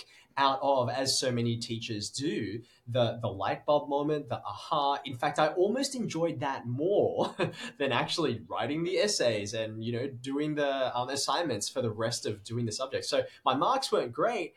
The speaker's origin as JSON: {"language": "English", "town": "Sydney", "region": "New South Wales", "country": "Australia", "tie": "born or raised there", "said": "I was born in Sydney and have lived there my entire life"}